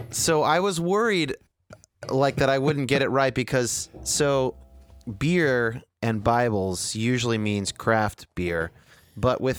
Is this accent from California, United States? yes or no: yes; California, United States; Well, I'm from Northern California